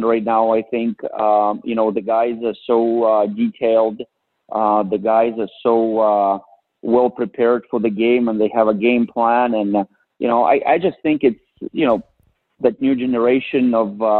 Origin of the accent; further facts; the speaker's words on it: Russia; moved away; I went back and to my hometown